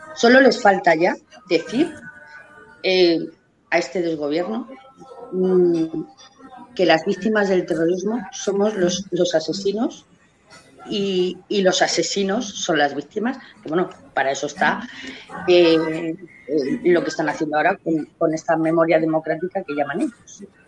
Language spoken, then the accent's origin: Spanish; Spain; como madre como española, como ciudadana española, porque lo soy a mucha honra